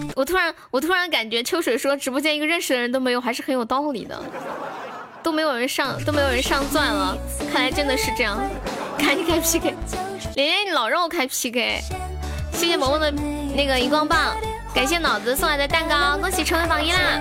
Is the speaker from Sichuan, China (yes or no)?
yes; Sichuan, China; accent: Sichuan; 我是标准的四川人